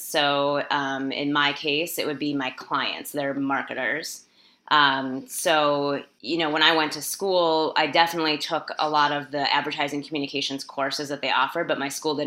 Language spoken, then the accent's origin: English; Midwest, United States; also born or lived in Minneapolis, Minnesota; I live in Minneapolis, Minnesota. I grew up in the Midwest in the United States